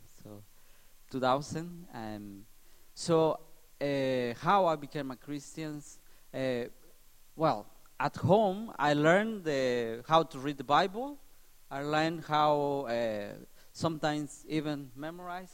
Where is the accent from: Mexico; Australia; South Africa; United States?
Mexico; English is a second language; moved away; I'm from Mexico